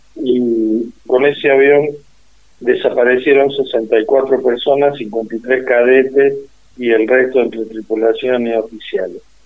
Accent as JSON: {"language": "Spanish", "town": "Huinca Renancó", "region": "Córdoba", "country": "Argentina", "tie": "born or raised there", "said": "Soy nativo de la provincia de Córdoba"}